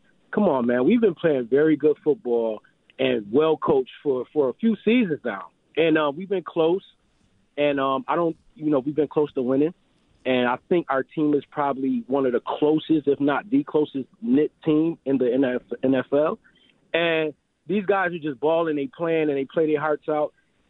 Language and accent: English; Rochester, New York, United States; And I'm from Rochester. I didn't realize we had a hometown team, per se, right in our backyard, you know, 50 miles away. And I'm living in Maryland at this time.